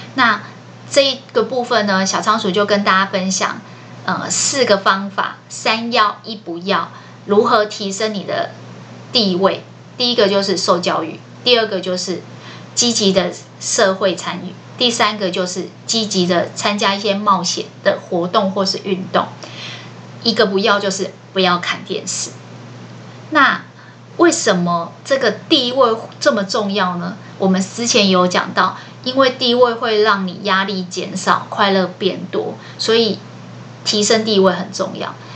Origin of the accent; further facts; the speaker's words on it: Taiwan; 我们台湾人